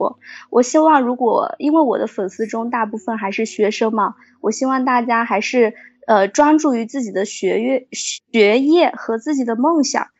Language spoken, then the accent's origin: Chinese; Guizhou, China; 然后现在对现在写贵州呢，也是呃看到我的故乡的环境这一方面的主题对我影响比较大。